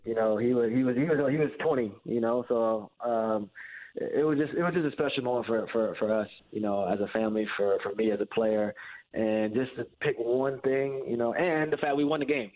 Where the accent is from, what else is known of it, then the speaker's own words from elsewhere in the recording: Fort Wayne, Indiana, United States; moved away; I'm from Fort Wayne, you know, where I came from, where I grew up.